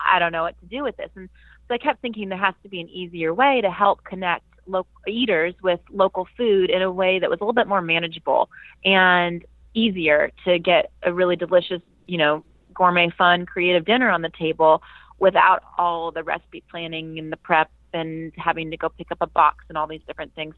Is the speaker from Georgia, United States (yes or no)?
yes; Atlanta, Georgia, United States; also born or lived in Virginia; I grew up in um, the suburbs of Atlanta